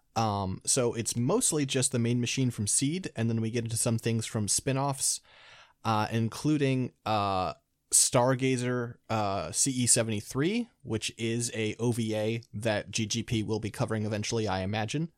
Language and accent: English; Midwest, United States; now in California, United States; I was born in California, now I live in California, but my youth growing up was spent in, uh, in the Midwest